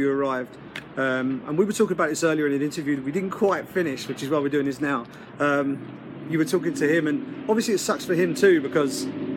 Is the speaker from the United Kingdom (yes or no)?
yes; England, United Kingdom; I'm from England